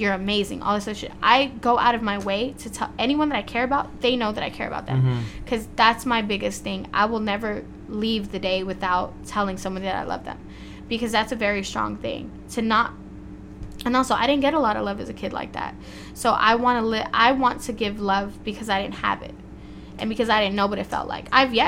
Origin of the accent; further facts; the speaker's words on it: Compton, California, United States; Yeah, so I was born and raised in Compton and went to all Compton schools, all that.